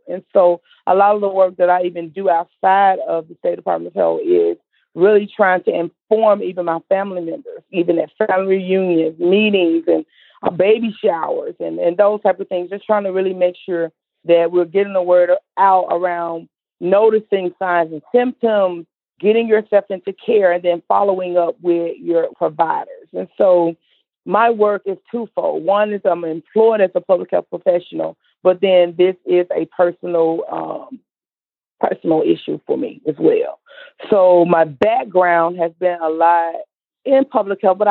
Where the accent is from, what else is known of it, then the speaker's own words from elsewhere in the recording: Mississippi Delta, United States; I'm from the Mississippi Delta, born and raised